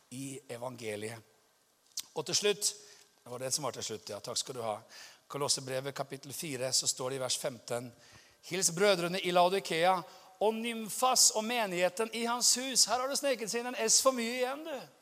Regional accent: Norway; være i Amerika som nordmann

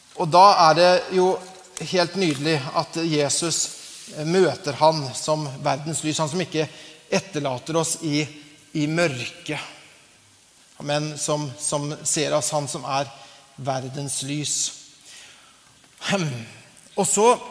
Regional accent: Larvik, Vestfold, Norway; Larvik, der jeg kommer fra

